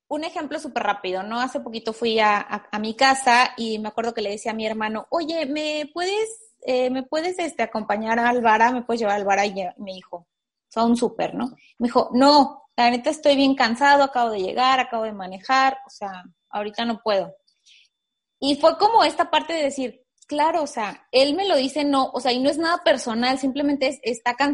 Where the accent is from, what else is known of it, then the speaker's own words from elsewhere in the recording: Mexico; y más como mexicanos vivimos en una sociedad súper apapachadora